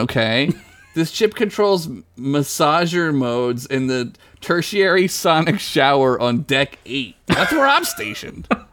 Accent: United States; I'm an American

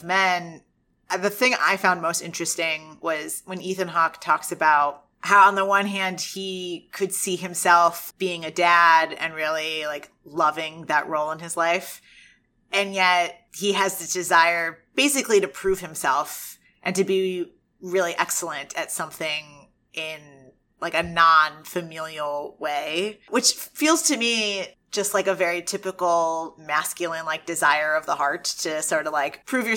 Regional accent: United States; as an American who grew up a little bit behind them

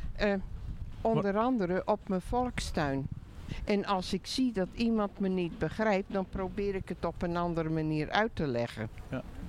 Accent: Alkmaar, North Holland, Netherlands; moved away as an adult; now in Hoorn, Netherlands; ik ben dus geboren en getogen in Alkmaar

